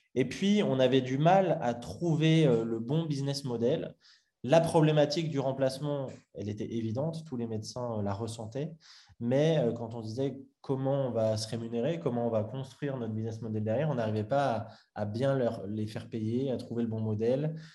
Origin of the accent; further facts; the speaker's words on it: Lyon, Auvergne-Rhône-Alpes, France; j'ai grandi à Lyon